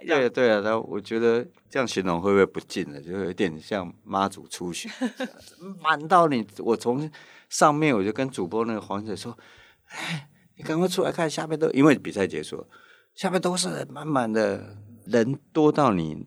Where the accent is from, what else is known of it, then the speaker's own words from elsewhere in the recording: Taiwan; 我们台湾人完全无感